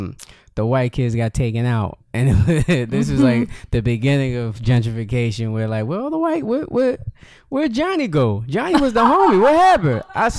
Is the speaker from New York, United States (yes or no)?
yes; Yonkers, New York, United States; Yep. Born and raised here.